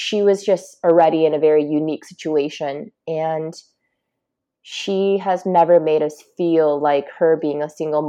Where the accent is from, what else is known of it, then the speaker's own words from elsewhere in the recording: United States; I live here in America, and fortunately, I'm Asian American. So I think that I'm really lucky to be growing up here